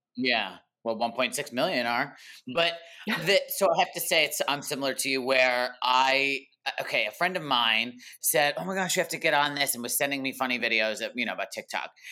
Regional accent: East Coast, United States; moved away as an adult; now in Los Angeles, United States; I'm actually originally an East Coaster, New Jersey and New York.

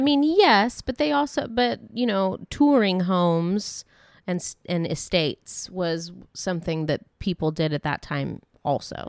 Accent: Dayton, Ohio, United States; growing up in Dayton, Ohio

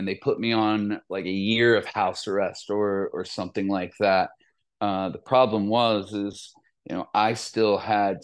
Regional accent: Columbus, Ohio, United States; born or raised there

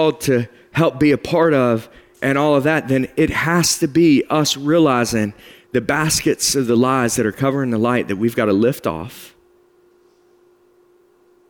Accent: West Virginia, United States; I'm a hillbilly from West Virginia

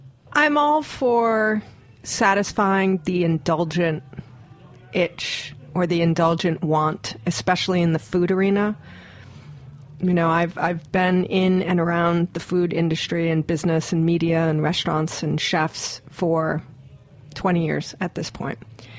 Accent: Hawaii, United States; I grew up in Hawaii.

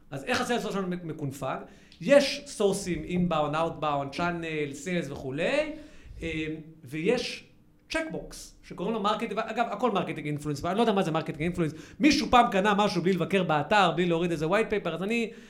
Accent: United States; moved away; also born or lived in Israel; גדלתי גם בארצות הברית

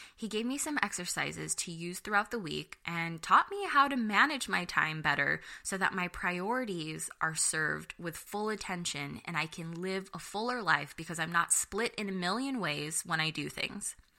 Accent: United States; I'm Filipino American

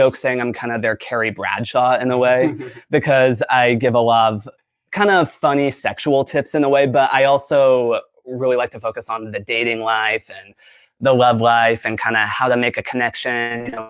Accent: Menifee, California, United States; also born or lived in Humboldt County, California / Bay Area, California; I have been an LA resident for about 5 years now. I'm originally from Riverside County. I grew up in a very small town called Menifee, and I lived on a farm. My father had a farming business

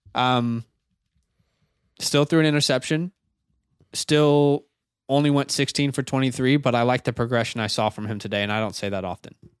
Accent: Kansas City, Missouri, United States; I was in Kansas City. That was my hometown

